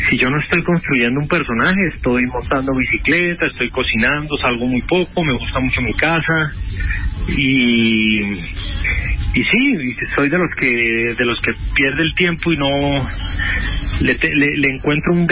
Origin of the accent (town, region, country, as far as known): Colombia